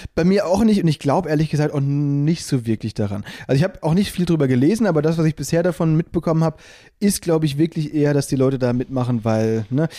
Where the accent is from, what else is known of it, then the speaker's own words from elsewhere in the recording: Müllheim, Baden-Württemberg, Germany; ich komme ja eben aus Müllheim, ne, zwischen Freiburg und Basel da an der Schweizer und französischen Grenze.